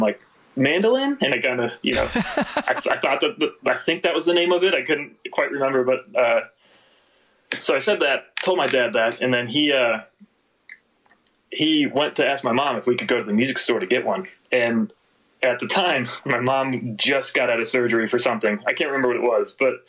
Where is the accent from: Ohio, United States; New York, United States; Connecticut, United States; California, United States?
Ohio, United States; Akron; I grew up in Akron, Ohio